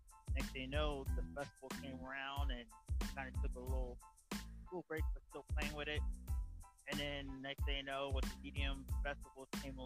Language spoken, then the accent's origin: English; Southampton, New Jersey, United States; I'm out of Southampton, New Jersey, right outside of Port Dix